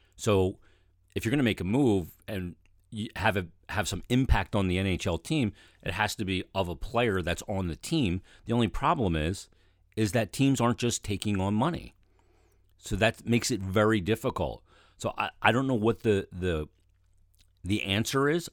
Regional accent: Philadelphia, Pennsylvania, United States; also born or lived in Delaware County, Pennsylvania / Chester County, Pennsylvania / West Chester, Pennsylvania; I grew up in Philadelphia, in Delaware County, and then in Chester County.

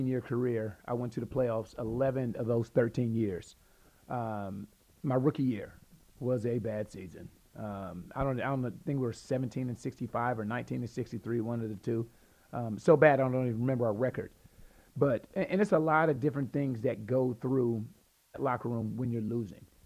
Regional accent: Columbus, Ohio, United States; moved away as an adult; now in San Antonio, United States; I was born and raised in Columbus, Ohio

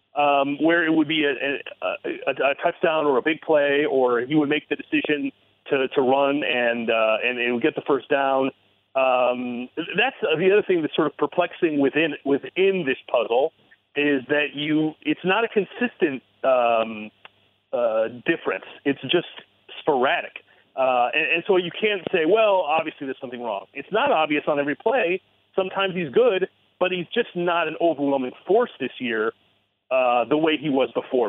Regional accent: Ann Arbor, Michigan, United States; moved away as an adult; I was born at Michigan Hospital, and I was r- r- born and raised in Ann Arbor

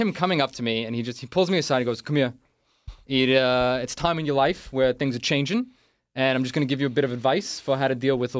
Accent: New York City, New York, United States; now in Los Angeles, United States; I'm from Staten Island.

